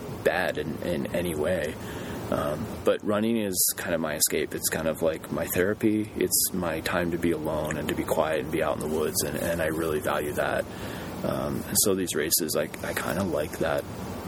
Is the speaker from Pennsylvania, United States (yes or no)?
yes; Pennsylvania, United States; moved away; growing up in Pennsylvania